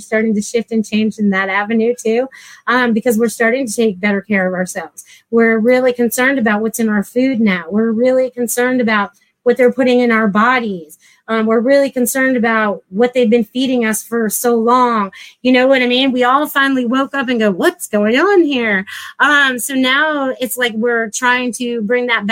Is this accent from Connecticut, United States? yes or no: yes; Connecticut, United States; moved away; I was from Connecticut.